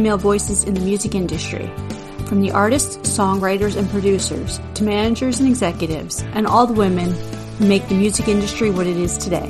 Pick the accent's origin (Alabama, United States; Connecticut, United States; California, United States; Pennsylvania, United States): Pennsylvania, United States; now in Florida, United States; I'm from Pennsylvania originally